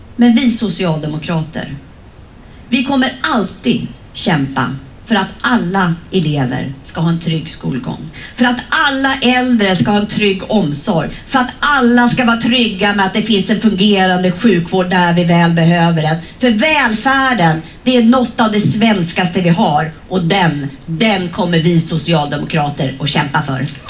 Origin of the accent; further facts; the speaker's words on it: Sweden; vi svenskar